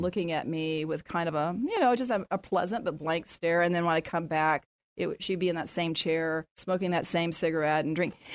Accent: San Antonio, Texas, United States; moved away as an adult; now in Dallas–Fort Worth Metroplex, United States; I grew up in San Antonio, and my dad was a doctor here in San Antonio

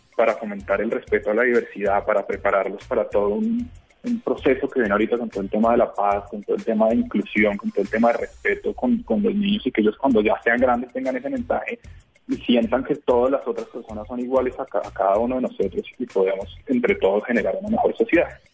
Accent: Colombia

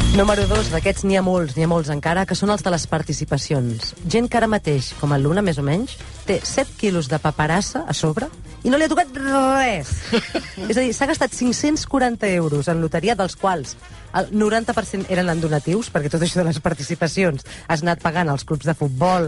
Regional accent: Catalonia, Spain; som catalans

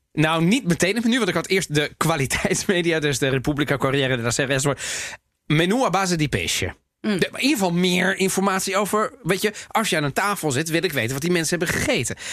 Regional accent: The Hague, South Holland, Netherlands; ik ben geboren en getogen in Den Haag.

